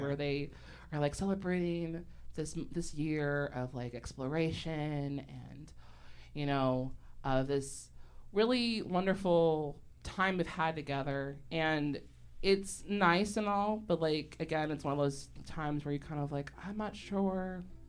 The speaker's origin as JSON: {"language": "English", "town": "Chicago", "region": "Illinois", "country": "United States", "tie": "born or raised there", "said": "I grew up in Hyde Park"}